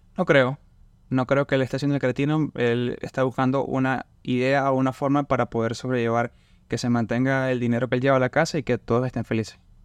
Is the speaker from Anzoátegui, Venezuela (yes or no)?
yes; Barcelona, Anzoátegui, Venezuela; moved away as an adult; now in Lafayette, United States; Yo soy de Barcelona, yo estoy cerca de la playa